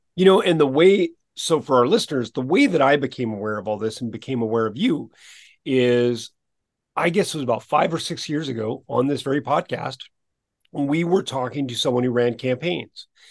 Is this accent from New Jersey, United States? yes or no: yes; Princeton, New Jersey, United States; Born, yeah, I was born in Princeton